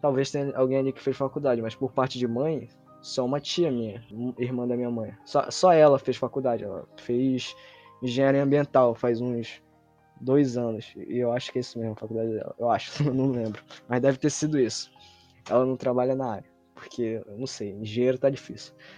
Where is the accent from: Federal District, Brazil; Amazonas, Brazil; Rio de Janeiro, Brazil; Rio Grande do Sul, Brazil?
Amazonas, Brazil; Manaus; Eu nasci, cresci em Manaus